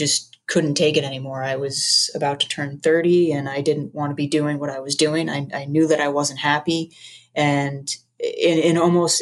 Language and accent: English; Long Island, New York, United States; I grew up playing hockey on Long Island